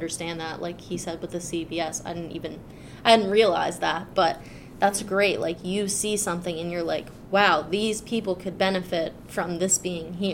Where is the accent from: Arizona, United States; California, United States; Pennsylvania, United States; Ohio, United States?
Pennsylvania, United States; Sunbury; moved away as an adult; now in Lock Haven, United States; I'm from Sunbury